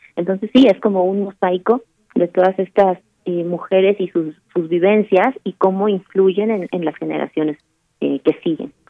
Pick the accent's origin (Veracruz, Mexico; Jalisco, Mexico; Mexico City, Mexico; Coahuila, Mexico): Mexico City, Mexico; moved away; la Ciudad de México es mi ciudad, es la ciudad en donde yo nací, la amo entrañablemente, ahora estoy un poco lejos